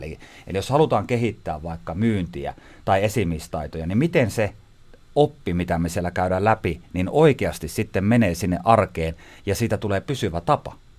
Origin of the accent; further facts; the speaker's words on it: Haapajärvi, North Ostrobothnia, Finland; mä kotosin siis Haapajärveltä. Eli tämä murre, mitä tässä mönkärän nyt tämän keskustelun aikana tulee sieltä.